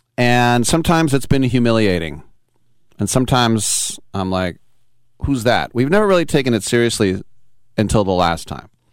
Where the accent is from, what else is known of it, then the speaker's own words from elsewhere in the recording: United States; I'm American.